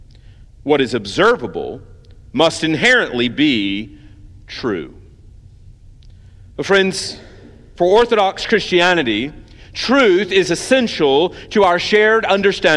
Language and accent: English; United States; as Americans